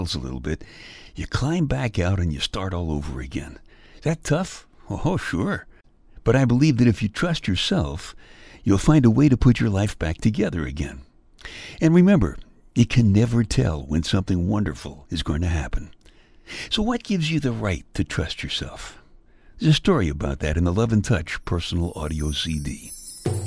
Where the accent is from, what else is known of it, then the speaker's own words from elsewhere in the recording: New York City, New York, United States; I'm from Brooklyn, as in New York City